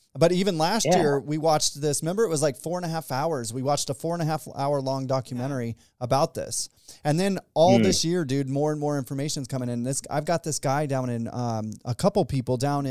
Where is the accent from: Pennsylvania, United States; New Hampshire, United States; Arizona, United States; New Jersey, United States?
Arizona, United States; I was born in Arizona, so I'm an Arizonian